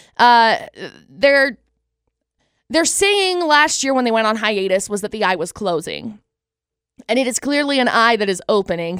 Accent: Utah, United States

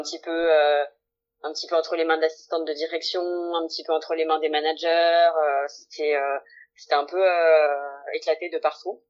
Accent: Lyon, Auvergne-Rhône-Alpes, France; j'ai 29 ans, euh, je suis lyonnaise

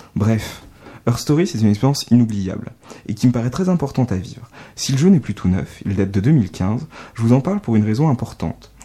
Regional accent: France; accent: accent de grenouille (French accent in English); mon sympathique accent de grenouille

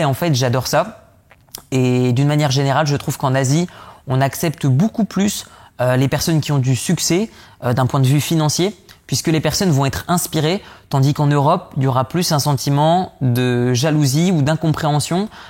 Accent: the North, Hauts-de-France, France; je viens du Nord

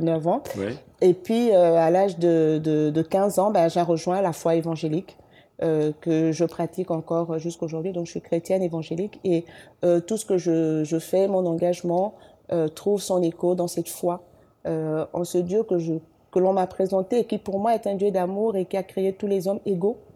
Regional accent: Libreville, Estuaire, Gabon; also born or lived in Douala, Cameroon; on arrive au Gabon quand j'ai un an et demi. Et après, j'ai fait toute ma vie au Gabon.

